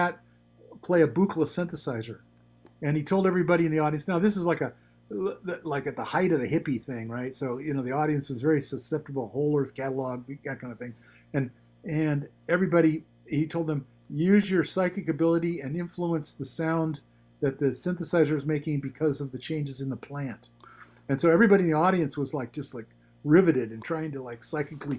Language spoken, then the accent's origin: English; San Francisco Peninsula, California, United States; I grew up in the San Francisco Peninsula